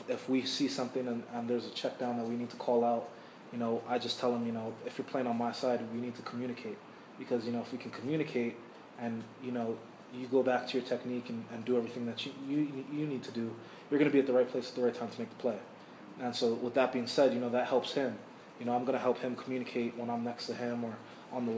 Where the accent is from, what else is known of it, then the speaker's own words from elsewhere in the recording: Hawaii, United States; moved away; I'm from Hawaii